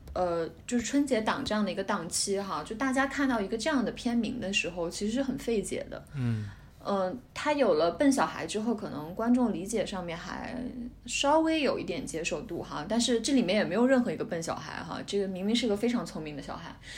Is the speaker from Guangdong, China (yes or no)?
yes; Guangdong, China; 因为我是在广东长大的，所以对深圳啊，就是珠三角这几个城市，经济特区的城市很熟悉